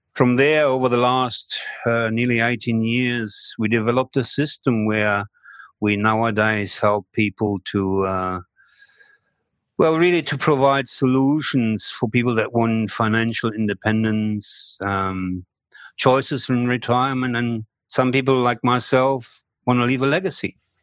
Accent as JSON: {"language": "English", "country": "Germany", "moved": "as an adult", "lives_now": "Australia", "said": "it is a German name"}